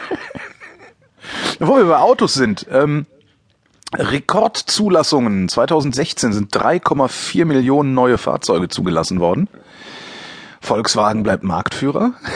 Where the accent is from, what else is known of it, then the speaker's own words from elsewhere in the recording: West Germany, Germany; ich komme ja aus dem Westen, da ist das anders